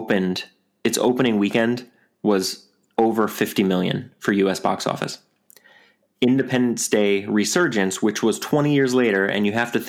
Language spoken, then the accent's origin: English; New York, United States; I'm from New York